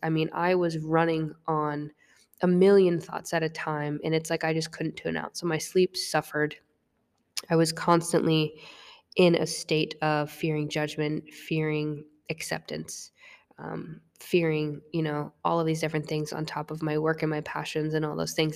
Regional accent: Vermont, United States; moved away as an adult; also born or lived in North Carolina; I was from Vermont, and I walked on to a Division One institution in North Carolina

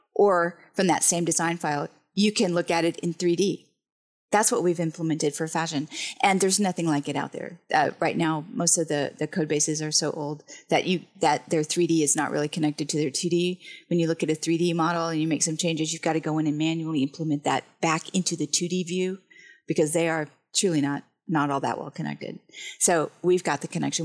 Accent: Huntsville, Alabama, United States; moved away as an adult; now in Kentucky, United States; I'm from Alabama originally, from Huntsville

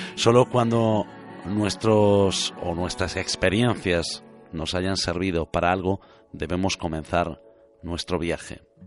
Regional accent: Galicia, Spain; moved away as an adult; also born or lived in Canary Islands; tomé la decisión de volver a mi tierra gallega

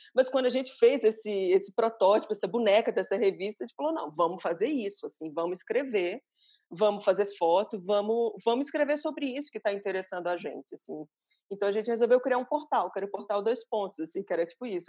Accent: Aracaju, Sergipe, Brazil; moved away as an adult; also born or lived in Recife / São Paulo; now in Belo Horizonte, Brazil; sou sergipana de Aracaju, é, moro em Belo Horizonte, moro um pouco em São Paulo.

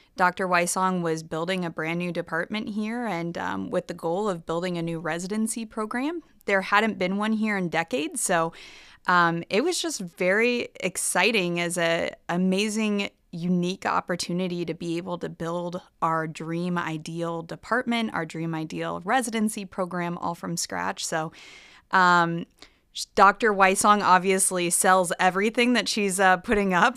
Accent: Nebraska, United States; moved away as an adult; also born or lived in Boston / Philadelphia / Miami; I am originally from Nebraska. I grew up here

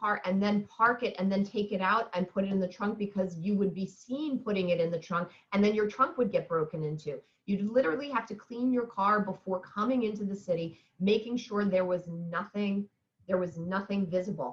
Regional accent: New York City, New York, United States; I grew up in New York in the 70s, and we used to live in the East Village

